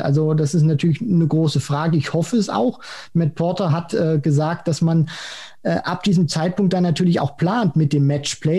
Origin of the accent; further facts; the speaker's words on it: Germany; wir als Deutsche